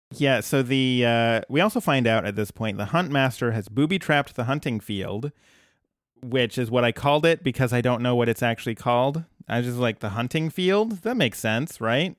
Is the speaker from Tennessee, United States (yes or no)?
no; New Jersey, United States; moved away; back home, in my hometown